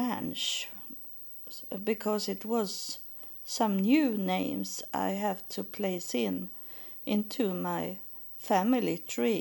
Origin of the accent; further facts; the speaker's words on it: Sweden; English is a second language; in Sweden we have name days.